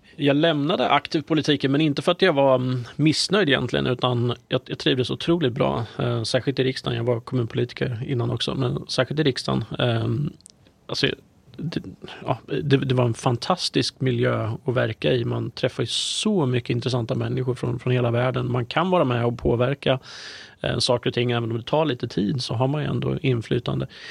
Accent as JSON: {"language": "Swedish", "area": "Närke", "region": "Örebro County", "country": "Sweden", "said": "jag är ju närking i, i grunden"}